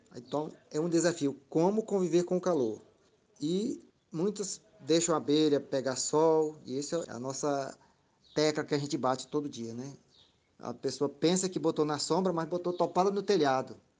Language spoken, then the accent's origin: Portuguese; Piauí, Brazil; moved away as an adult; now in Araguaína, Brazil; Como eu sou piauiense, estou aqui no Tocantins porque sou concursado, mas nasci no Piauí, minha família toda é de lá.